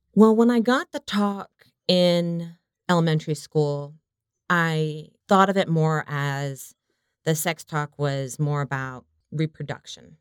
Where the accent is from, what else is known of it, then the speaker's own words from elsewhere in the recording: the South, United States; I come from the South, so compared to many people I knew, not religious